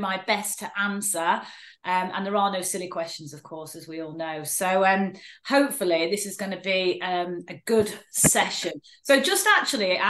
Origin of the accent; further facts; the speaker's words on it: Manchester, North West England, United Kingdom; Grew up in a place called Stretford.